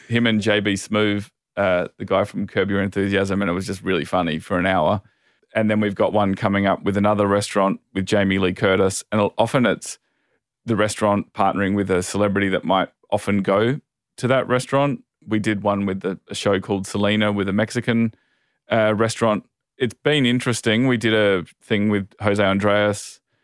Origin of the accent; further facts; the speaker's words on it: Adelaide, South Australia, Australia; also born or lived in Sydney; now in Los Angeles, United States; I come from Adelaide originally, and Adelaide, I think it says it on the number plates, is the festival state